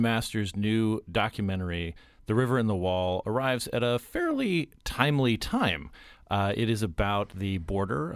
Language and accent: English; Arizona, United States; I'm a Westerner myself. I grew up in Arizona. I grew up on a cattle ranch